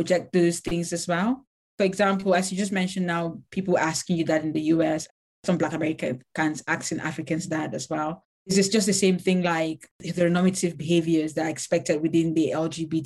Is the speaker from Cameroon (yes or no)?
yes; Cameroon; first language Lamso; English is a second language; now in Manchester, United Kingdom; I'm from Cameroon.